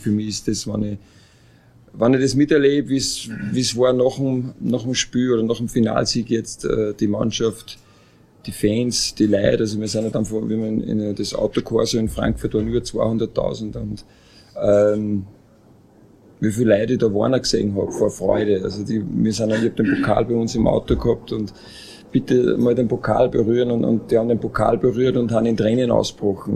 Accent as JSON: {"language": "German", "region": "Upper Austria", "country": "Austria", "tie": "born or raised there", "said": "Oberösterreich ist meine Heimat in Redau, wohne weiterhin da."}